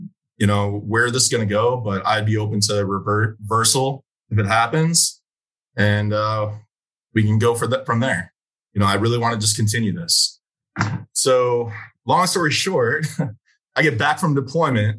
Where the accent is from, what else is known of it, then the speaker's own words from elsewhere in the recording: Chicago, Illinois, United States; moved away as an adult; now in Clovis, United States; I'm from Chicago